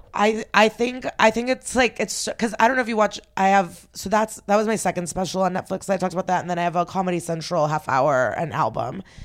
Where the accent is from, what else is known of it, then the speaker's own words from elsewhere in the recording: Odesa, Odesa Oblast, Ukraine; moved away; I was born in the Soviet Union. I was born in Odessa